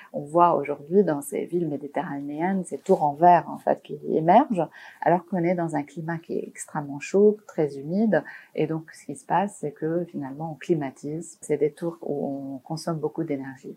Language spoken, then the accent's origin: French; Beirut, Beirut Governorate, Lebanon; j'ai grandi à Beyrouth, donc pendant la guerre